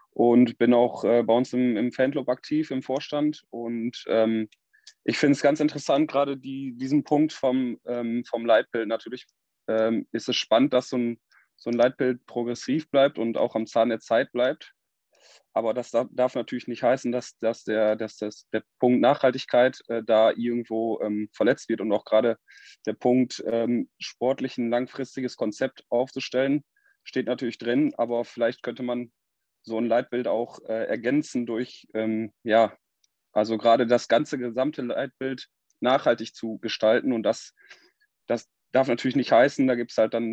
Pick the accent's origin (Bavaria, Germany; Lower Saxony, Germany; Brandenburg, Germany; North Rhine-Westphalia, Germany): Lower Saxony, Germany; Freden; ich komme aus Freden